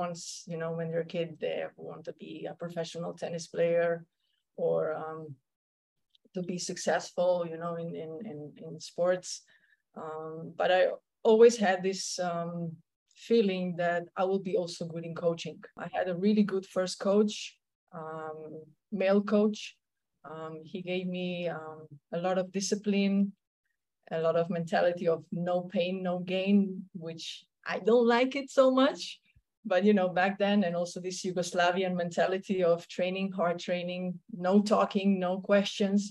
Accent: Slovenia; first language Slovenian; English is a second language; moved away as an adult; also born or lived in Germany; now in Punta Cana, Dominican Republic; I'm from Slovenia

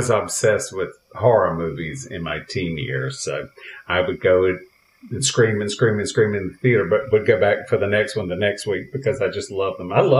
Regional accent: Cove City, North Carolina, United States; now in Los Angeles, United States; you can go to my hometown.

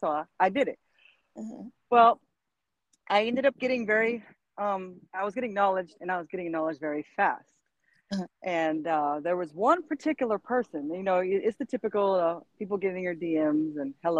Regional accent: Jacksonville, Florida, United States; moved away as an adult; now in Fayetteville, United States; Was raised in Jacksonville, Florida

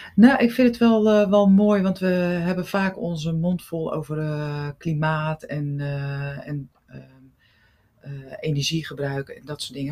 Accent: Rotterdam, South Holland, Netherlands; Ik kom uit Rotterdam.

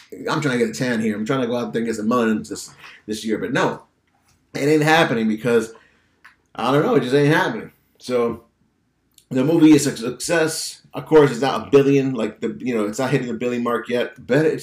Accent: Massachusetts, United States; I'm from Massachusetts

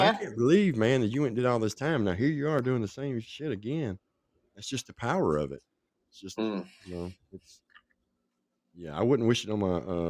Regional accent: Franklin, Tennessee, United States; also born or lived in Nashville; Nashville. I was born in Nashville and raised in Franklin, which is just south of Nashville.

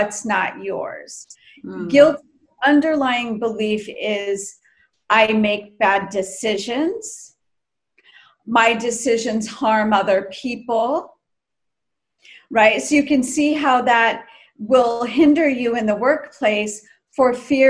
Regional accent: United States; growing up in the States

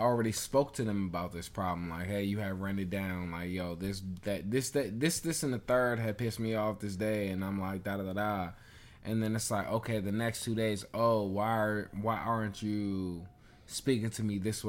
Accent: Jamaica; We're Jamaican, nigga. Deal with your shit and go on about your day.

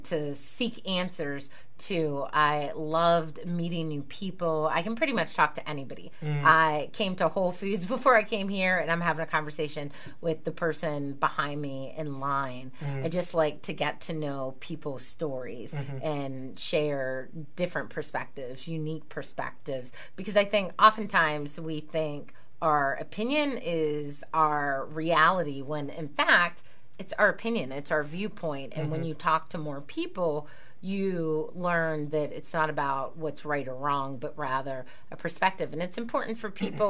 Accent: Pittsburgh, Pennsylvania, United States; I was born and raised in Pittsburgh

